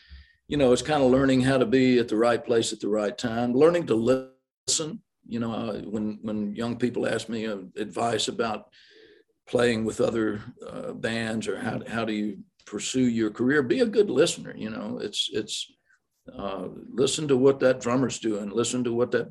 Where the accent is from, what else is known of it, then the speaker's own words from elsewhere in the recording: the South, United States; accent: Southern; I'm from the South